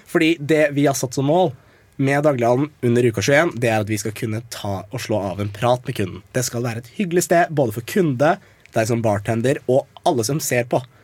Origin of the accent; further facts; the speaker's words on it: Eastern Norway, Norway; jeg er fra Østlandet